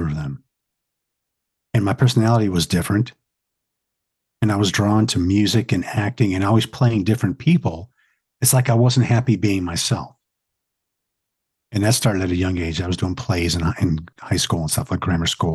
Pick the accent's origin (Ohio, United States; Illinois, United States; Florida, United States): Illinois, United States; Oak Lawn; also born or lived in Atlantic City; Because I grew up in Oak Lawn. It's kind of a smaller town, you know, outside of Chicago's southern suburb